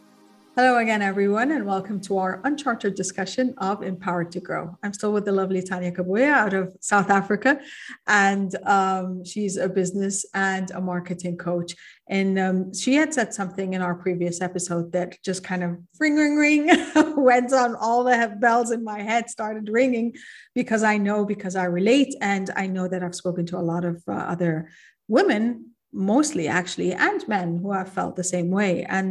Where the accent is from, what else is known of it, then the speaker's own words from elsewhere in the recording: Kuwait; also born or lived in Egypt; now in Qatar; Like, I'm an Egyptian. I was born and raised in Kuwait. I went to Egypt and I was still an expat and a foreigner in my own country